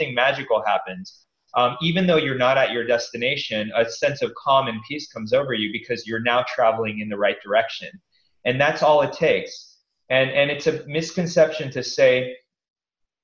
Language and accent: English; East Coast, United States; I grew up in the East Coast